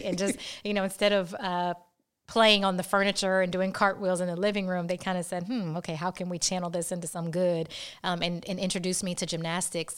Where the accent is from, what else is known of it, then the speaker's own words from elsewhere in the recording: Atlanta, Georgia, United States; I often feel so blessed to be from a city like Atlanta